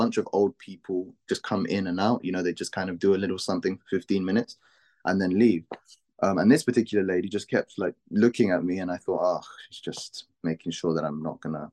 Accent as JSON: {"language": "English", "region": "London", "country": "United Kingdom", "said": "from London."}